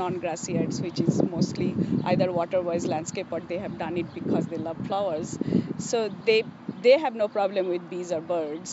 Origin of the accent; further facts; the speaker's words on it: Kolkata, West Bengal, India; now in Fresno, United States; I grew up in Calcutta where nobody has grass